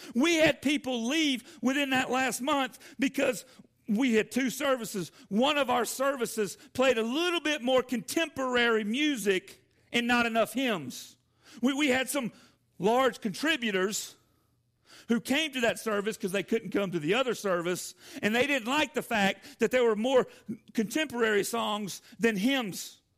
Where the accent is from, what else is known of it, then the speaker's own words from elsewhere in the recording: Atlanta, Georgia, United States; moved away as an adult; also born or lived in Jefferson, Georgia; now in Decatur, Alabama, United States; I am a, a Georgia boy, uh, born in Atlanta and raised my entire life. I grew up on a farm